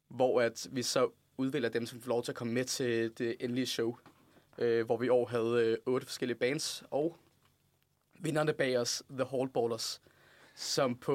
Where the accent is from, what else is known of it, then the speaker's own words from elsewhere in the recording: Lund, Skåne, Sweden; jeg kommer fra Lund.